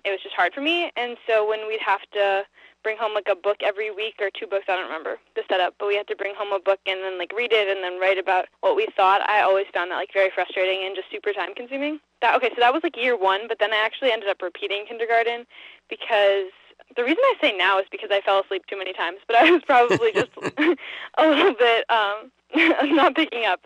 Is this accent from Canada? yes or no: no; Lincoln, Massachusetts, United States; I grew up in Lincoln, but I never actually went to Lincoln Public School